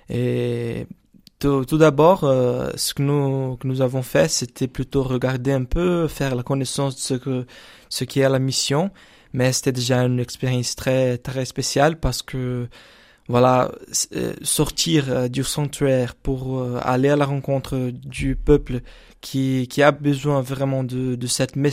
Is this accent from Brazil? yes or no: yes; Brazil; French is a second language; c'est pour moi c'est une expérience euh, vraiment différente de ce qu'on qu'on qu'on a habitué peut-être chez nous au Brésil